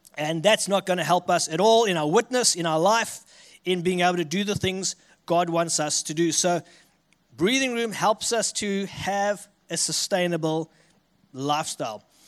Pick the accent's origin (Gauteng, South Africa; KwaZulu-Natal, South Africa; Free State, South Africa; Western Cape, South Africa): KwaZulu-Natal, South Africa; Richards Bay; accent: South African; moved away as an adult; now in Armidale, Australia; I'm from a city called Richards Bay, which is a coastal city on, uh, the east coast of South Africa